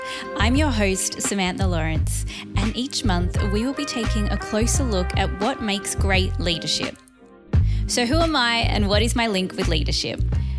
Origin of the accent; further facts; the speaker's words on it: Melbourne, Victoria, Australia; I'm a creative from Melbourne